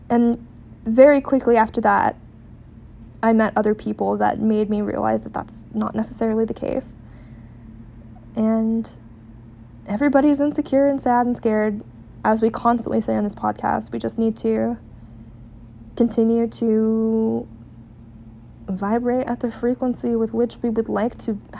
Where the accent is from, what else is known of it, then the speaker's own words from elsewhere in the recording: Seattle, Washington, United States; but I tell them I'm from Seattle.